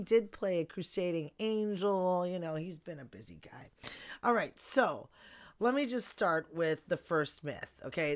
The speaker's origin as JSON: {"language": "English", "town": "Chicago", "region": "Illinois", "country": "United States", "tie": "born or raised there", "said": "My hometown"}